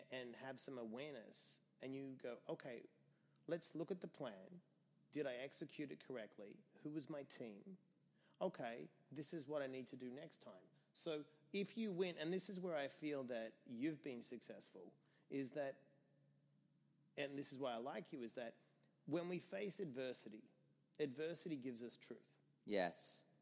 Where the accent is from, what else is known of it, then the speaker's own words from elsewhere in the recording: Australia; now in New York, United States; when I came to this country from Australia, everyone told me I would fail.